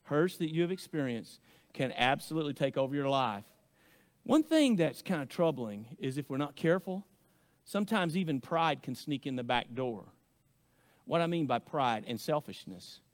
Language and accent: English; Arkansas, United States; accent: hillbilly; now in Oklahoma, United States; growing up in Arkansas